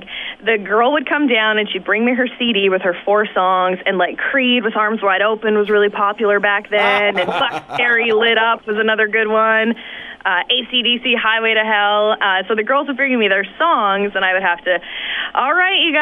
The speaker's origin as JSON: {"language": "English", "town": "Saskatoon", "region": "Saskatchewan", "country": "Canada", "tie": "born or raised there", "also_born_or_lived": "The Pas, Manitoba / North Battleford, Saskatchewan / Calgary, Alberta", "moved": "as an adult", "lives_now": "Toronto, Canada", "said": "growing up in Saskatoon"}